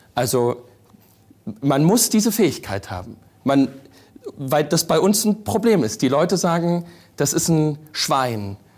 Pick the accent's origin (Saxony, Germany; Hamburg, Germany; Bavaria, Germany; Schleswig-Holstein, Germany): Saxony, Germany; bei uns in Sachsen